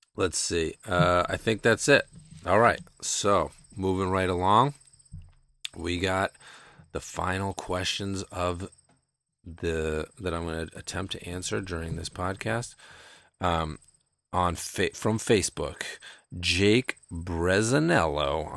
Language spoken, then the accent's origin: English; Shutesbury, Massachusetts, United States; I grew up in Shutesbury, Massachusetts, uh, which is very rural